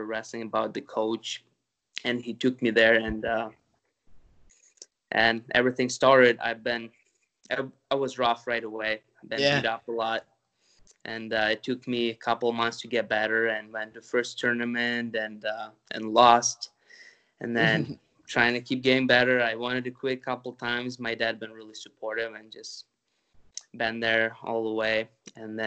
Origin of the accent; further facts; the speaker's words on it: Ukraine; moved away; I'm originally from the Ukraine